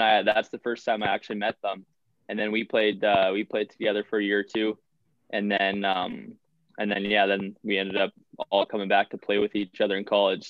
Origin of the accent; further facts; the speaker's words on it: Winkler, Manitoba, Canada; moved away as an adult; now in Superior, United States; that was my hometown. Like I grew up in Winkler